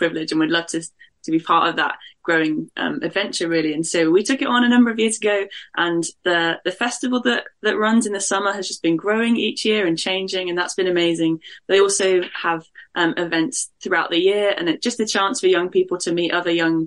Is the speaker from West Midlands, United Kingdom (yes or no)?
yes; Birmingham, West Midlands, United Kingdom; moved away as an adult; now in Nottingham, United Kingdom; I am from the Midlands, from a city called Birmingham, which is the second biggest city. Grew up there, loved it.